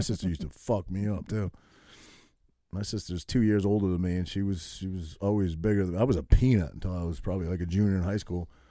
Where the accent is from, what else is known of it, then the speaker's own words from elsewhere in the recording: New England, Maine, United States; now in New Jersey, United States; I grew up in New England